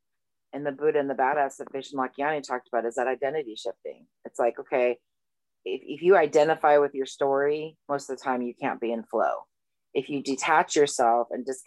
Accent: Malibu, California, United States; growing up in Malibu

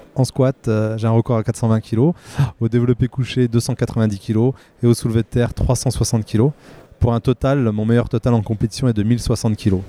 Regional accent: Remiremont, Grand Est, France; je suis né en, 1984 à Remiremont dans les Vosges

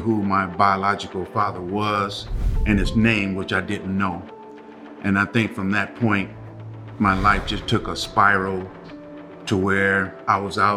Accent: Los Angeles, California, United States; I'm from Los Angeles, California. My childhood was low income, Imperial Courts housing projects

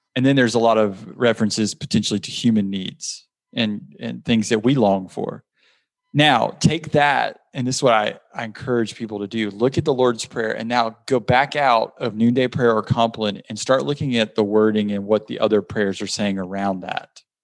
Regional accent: South Georgia, United States; growing up in South Georgia

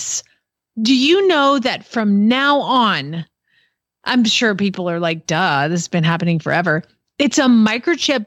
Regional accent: Georgia, United States; also born or lived in Kentucky / Ohio / Arizona; now in Oklahoma, United States; I grew up in Georgia. I lived in Kentucky. I lived in Ohio. And then I lived in Arizona

